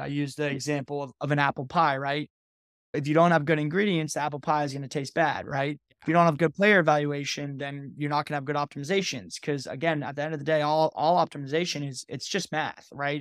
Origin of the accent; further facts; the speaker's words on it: Connecticut, United States; I'm actually from Connecticut